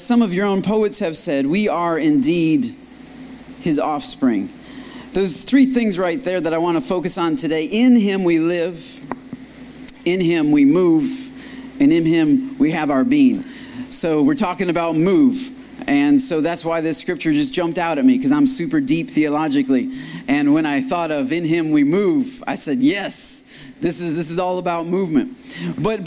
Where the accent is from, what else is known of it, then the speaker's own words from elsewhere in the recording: Michigan, United States; now in Austin, United States; I was born up in Michigan